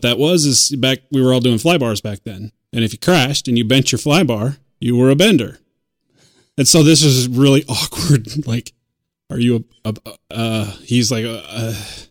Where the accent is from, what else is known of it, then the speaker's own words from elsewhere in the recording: United States; being American